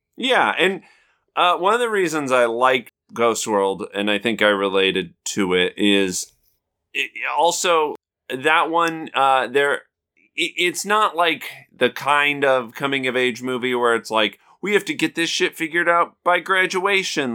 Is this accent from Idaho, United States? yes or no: yes; Southeast Idaho, United States; we're both from Idaho